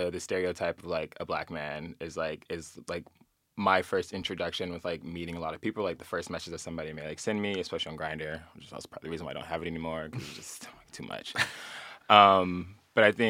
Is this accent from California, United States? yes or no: yes; Southern California, United States; moved away as an adult; now in Philadelphia, United States; I grew up in Southern California